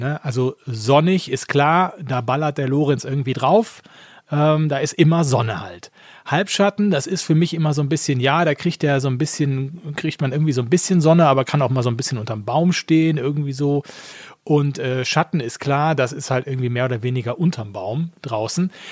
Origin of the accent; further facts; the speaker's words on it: Essen, North Rhine-Westphalia, Germany; ich komme gebürtig aus Essen